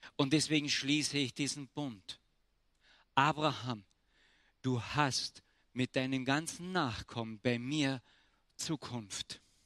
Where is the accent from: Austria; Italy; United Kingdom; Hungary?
Austria; Ich bin Österreicher